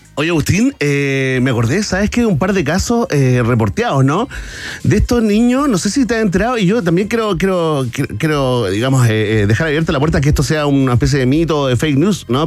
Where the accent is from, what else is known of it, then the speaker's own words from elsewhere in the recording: Chile; como decimos acá en Chile